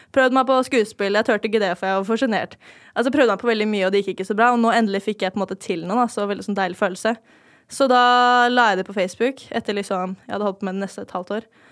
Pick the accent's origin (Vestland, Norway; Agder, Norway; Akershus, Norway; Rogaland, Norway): Akershus, Norway; Lørenskog; also born or lived in Oslo; jeg er født eh, i Oslo, da, men jeg bodde ikke der så lenge. Det var sånn de tre første årene av livet. Og så flytta til Fjellhamar. Levde liksom livet